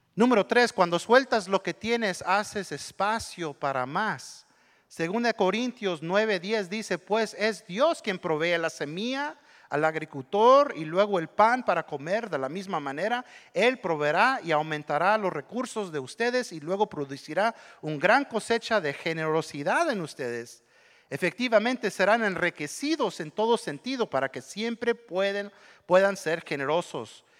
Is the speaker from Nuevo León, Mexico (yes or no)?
yes; Monterrey, Nuevo León, Mexico; Yo soy de Monterrey